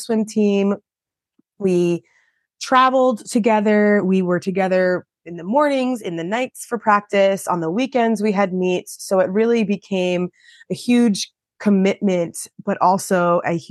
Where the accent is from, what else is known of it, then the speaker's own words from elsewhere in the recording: Long Island, New York, United States; I am from Long Island, New York. I started swimming at 5 years old. I swam for a local club team